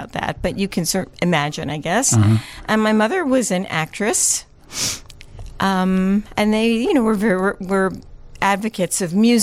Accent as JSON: {"language": "English", "town": "New York City", "region": "New York", "country": "United States", "tie": "born or raised there", "also_born_or_lived": "Manhattan", "said": "I was born in Manhattan, and I grew up in Brooklyn"}